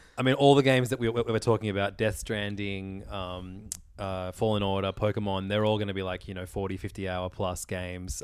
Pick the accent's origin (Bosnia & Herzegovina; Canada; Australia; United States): Australia; as an Australian